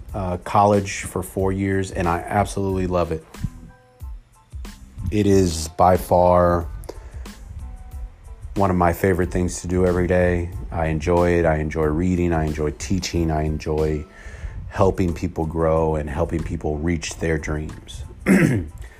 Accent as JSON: {"language": "English", "region": "California", "country": "United States", "tie": "born or raised there", "also_born_or_lived": "Oakland / San Leandro / Camarillo / Orange County", "said": "I was born and raised in California"}